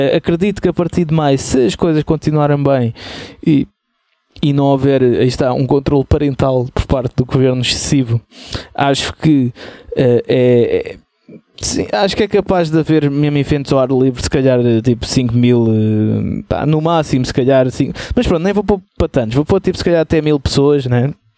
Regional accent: Portugal; somos portugueses

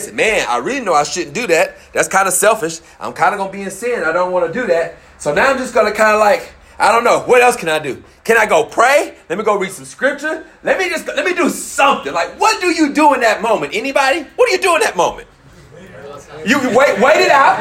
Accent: Memphis, Tennessee, United States; I know I'm from Memphis

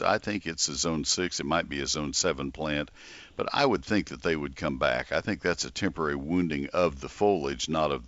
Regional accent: College Station, Texas, United States; also born or lived in Ohio / Collin County, Texas; I grew up in College Station.

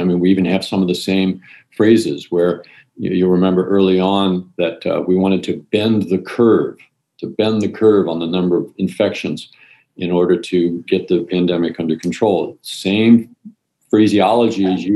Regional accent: outside of Baltimore, Maryland, United States; also born or lived in New Jersey / Europe; now in San Francisco, United States; I grew up outside of Baltimore on a farm.

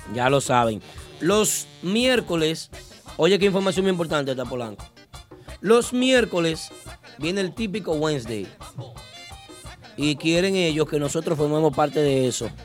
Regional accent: Santiago de los Caballeros, Santiago, Dominican Republic; moved away; mi ciudad natal

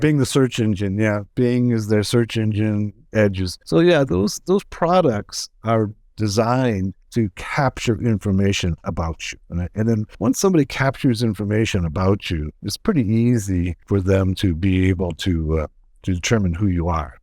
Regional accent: United States; accent: American; I am in the US. So we can you can tell my American accent

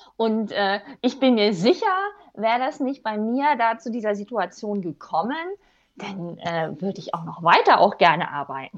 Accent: Germany; moved away; also born or lived in Rhine-Main-Neckar region; ganz ursprünglich komme ich aus dem Harz

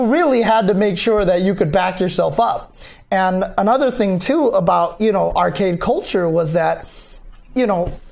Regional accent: Southern California, United States; I grew up in SoCal

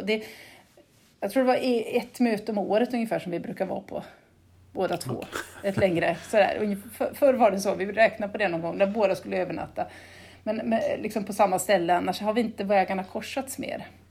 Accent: Gotland, Sweden; accent: Gotlandic; also born or lived in Uppsala; jag har fastlandsföräldrar så jag är tvåspråkig

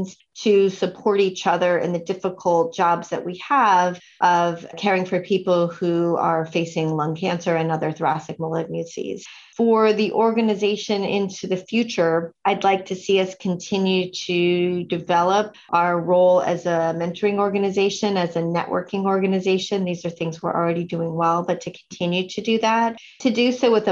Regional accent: Sonoma County, Northern California, United States; also born or lived in East Coast; I actually grew up in Northern California, farther north in Stanford in Sonoma County

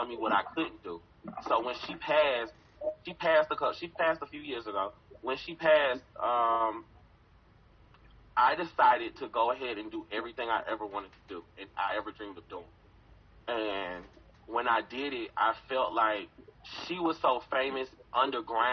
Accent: College Park, Georgia, United States; I'm from Atlanta

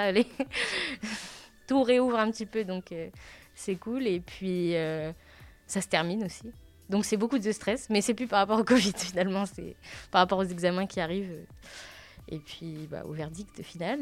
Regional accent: Le Havre, Normandy, France; Je suis du Havre

